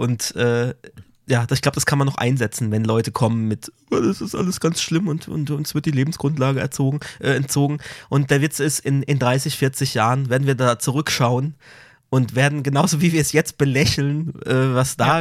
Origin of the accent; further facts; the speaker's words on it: Karlsruhe, Baden-Württemberg, Germany; man als Karlsruher hier das ZKM, das Zentrum für, für Kunst und Medien, ähm, hier so nah hat